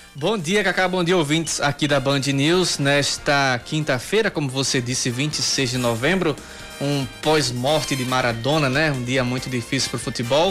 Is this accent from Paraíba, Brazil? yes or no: yes; Sapé, Paraíba, Brazil; moved away as an adult; also born or lived in Guarabira; Eu sou de Sapé da Gema, crescido, nascido em Sapé